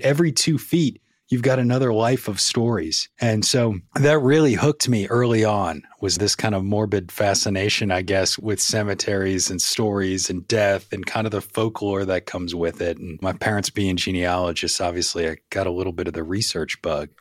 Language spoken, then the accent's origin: English; New Orleans, Louisiana, United States; moved away as an adult; now in Tennessee, United States; I was born and raised in New Orleans